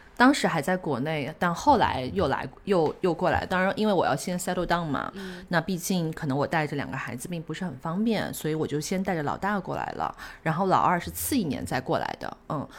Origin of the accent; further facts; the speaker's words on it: China; now in New Zealand; 我们中国人